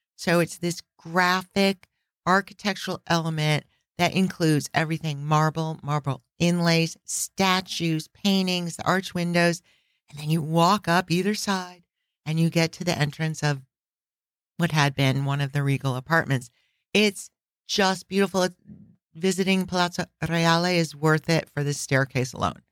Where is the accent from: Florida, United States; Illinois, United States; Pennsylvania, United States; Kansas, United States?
Illinois, United States; Chicago; I grew up in Chicago